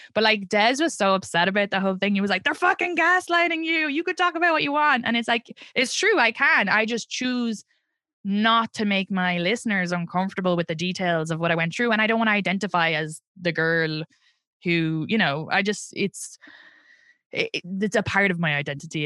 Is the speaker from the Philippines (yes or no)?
no; Ireland; accent: Irish; moved away as an adult; now in Brooklyn, United States; I'm from Ireland